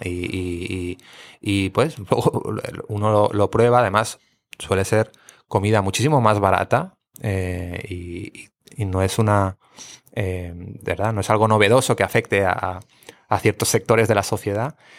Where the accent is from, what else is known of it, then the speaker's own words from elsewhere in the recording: Barcelona, Catalonia, Spain; now in Puerto Rico; soy de Barcelona